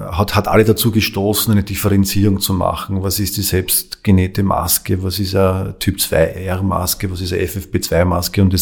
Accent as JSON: {"language": "German", "country": "Austria", "said": "Wollen wir äh, als Österreicher, als österreichischer Staat hier Geld und Zeit investieren, um uns äh, unabhängiger zu machen?"}